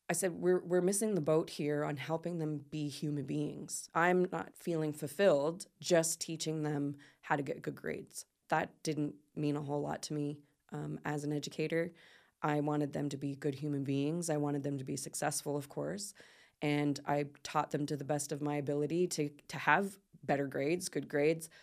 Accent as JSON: {"language": "English", "town": "Port Maitland", "country": "Canada", "tie": "born or raised there", "also_born_or_lived": "South Korea / Philippines", "moved": "as an adult", "said": "I'm from I'm from uh, Port Maitland originally, mm-hmm. and so I moved back to my hometown"}